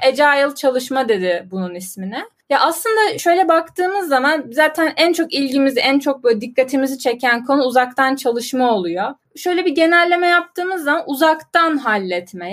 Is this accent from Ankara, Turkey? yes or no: yes; Ankara, Turkey; 96 yılında Ankara'da dünyaya geldim ve doğdum, büyüdüm, hep Ankara'daydım.